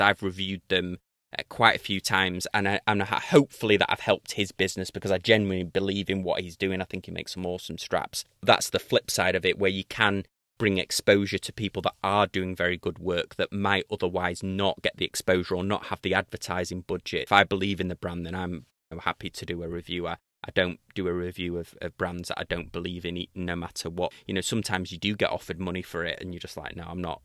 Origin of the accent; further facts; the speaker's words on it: United Kingdom; accent: British; my British accent